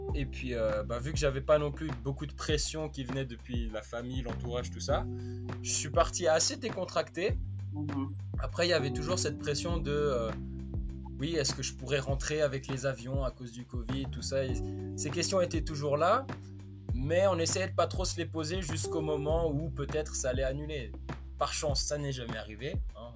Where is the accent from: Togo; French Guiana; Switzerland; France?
Switzerland; moved away as an adult; also born or lived in West Virginia, United States; j'ai 22 ans, je viens de Suisse